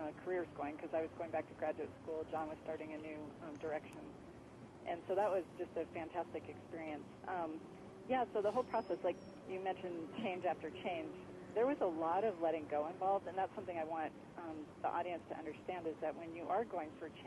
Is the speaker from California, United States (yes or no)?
yes; San Francisco Bay, California, United States; I grew up sailing on the San Francisco Bay.